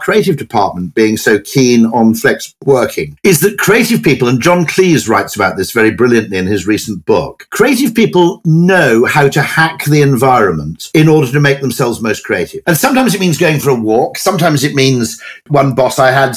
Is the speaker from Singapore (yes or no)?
no; Welsh, Wales, United Kingdom; I'm Welsh.